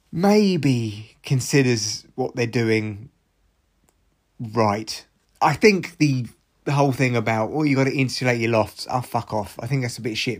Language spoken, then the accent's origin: English; United Kingdom; we are British